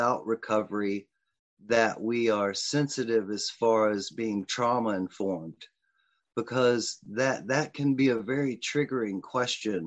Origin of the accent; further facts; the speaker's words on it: Richmond, Virginia, United States; was raised in a middle class home, from the West End of Richmond with all the privilege available as a white male growing up in America.